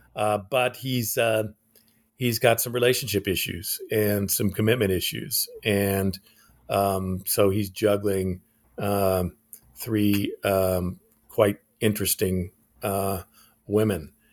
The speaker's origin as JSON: {"language": "English", "region": "Alaska", "country": "United States", "tie": "born or raised there", "also_born_or_lived": "Japan", "moved": "yes", "said": "I was born in Alaska."}